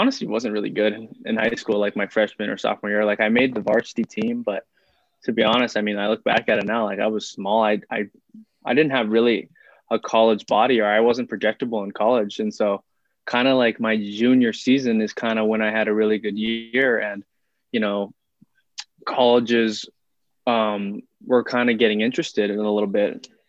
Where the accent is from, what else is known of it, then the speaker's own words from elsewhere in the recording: Hawaii, United States; moved away; coming out of Hawaii